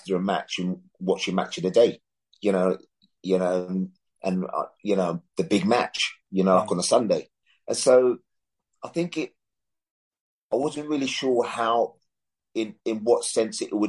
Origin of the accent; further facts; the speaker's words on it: London, United Kingdom; I come from London